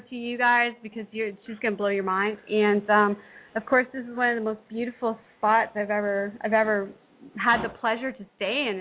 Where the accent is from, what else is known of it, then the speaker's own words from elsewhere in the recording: Canada; I'm Canadian.